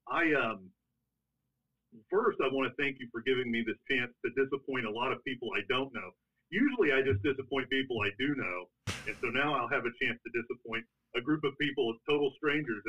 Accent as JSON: {"language": "English", "town": "Brownwood", "region": "Texas", "country": "United States", "tie": "born or raised there", "also_born_or_lived": "Stephenville, Texas", "said": "I grew up in Brownwood, Texas. So I grew up right down the road."}